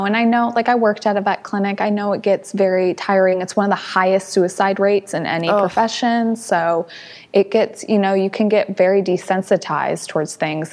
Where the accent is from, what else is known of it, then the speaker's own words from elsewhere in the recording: St. Louis, Missouri, United States; moved away; also born or lived in Huntsville, Alabama; was born and raised in St. Louis. So lived in St. Louis before moving to Huntsville, Alabama